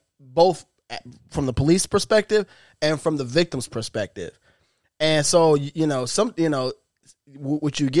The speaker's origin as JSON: {"language": "English", "region": "Midwest", "country": "United States", "tie": "born or raised there", "also_born_or_lived": "Biloxi, Mississippi / Texas / Florida", "moved": "yes", "said": "I grew up in the Midwest"}